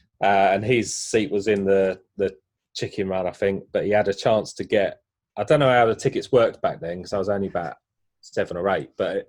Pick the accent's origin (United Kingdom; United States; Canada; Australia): United Kingdom; East Ham, London; I just knew West Ham was down the road. I grew up in East Ham.